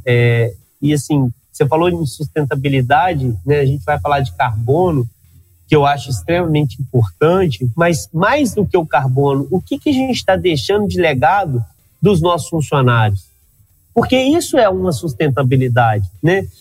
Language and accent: Portuguese; Minas Gerais, Brazil; Eu sou mineiro